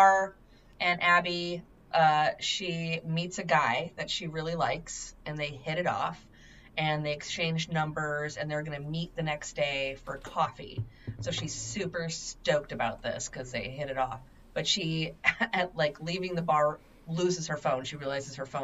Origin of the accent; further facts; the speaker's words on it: Seattle, Washington, United States; I grew up on the East Side in Seattle